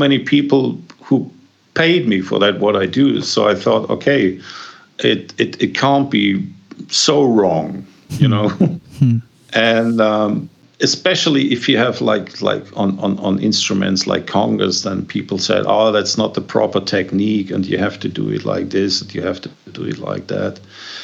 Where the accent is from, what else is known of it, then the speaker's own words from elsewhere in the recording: Germany; I grew up in Germany